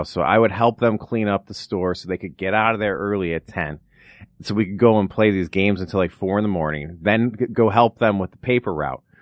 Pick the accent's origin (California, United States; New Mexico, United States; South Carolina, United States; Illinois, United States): Illinois, United States; Rolling Meadows; now in Los Angeles, United States; from Chicago, outside Chicago, Rolling Meadows, Illinois.